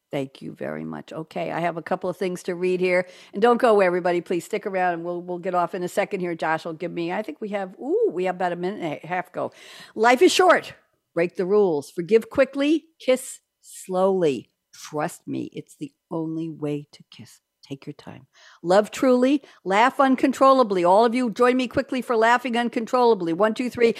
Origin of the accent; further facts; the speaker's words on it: New York, United States; now in Durham, United States; we're both from New York